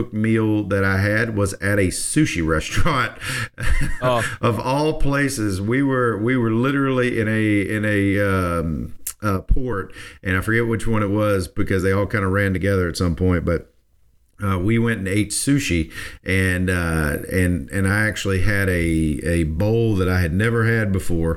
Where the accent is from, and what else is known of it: United States